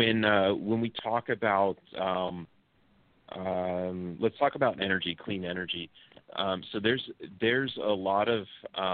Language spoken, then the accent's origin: English; California, United States; moved away as an adult; also born or lived in Texas; now in Mexico; I was born in California. I identify as a Texan